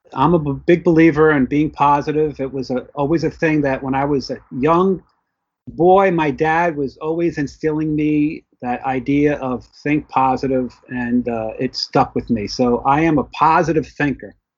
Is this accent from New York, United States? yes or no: yes; New York City, New York, United States; also born or lived in Florida; now in New Jersey, United States; I was born in the Bronx, New York. I currently live in New Jersey, but still in the New York metropolitan area